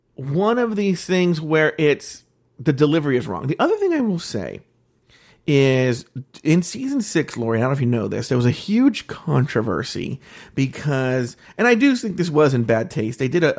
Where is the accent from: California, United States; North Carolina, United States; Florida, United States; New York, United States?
California, United States; I'm from the Bay Area